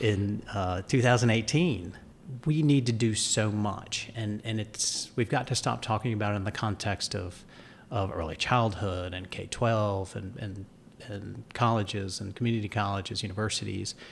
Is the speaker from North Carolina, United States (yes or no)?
yes; Dunn, North Carolina, United States; also born or lived in New York / Florida / New Hanover County, North Carolina; it was great to grow up in a small southern town